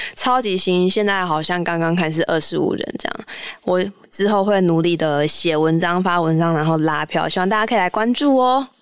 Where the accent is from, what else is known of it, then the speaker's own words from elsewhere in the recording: Pingtung, Pingtung County, Taiwan; moved away as an adult; also born or lived in Shanghai; 我从小就住在屏东市的，算是旁边吧，就是夜市之旅，就是从小在那个油烟啊，跟各种食物当中长大